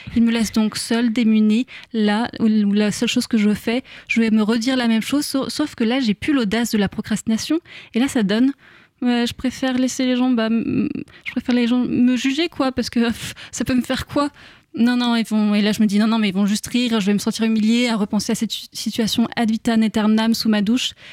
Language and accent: French; France; en tant que bonne française